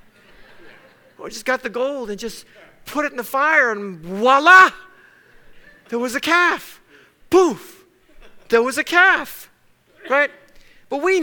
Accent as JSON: {"language": "English", "region": "Texas", "country": "United States", "tie": "born or raised there", "said": "I was born in Texas. I'm as American as apple pie."}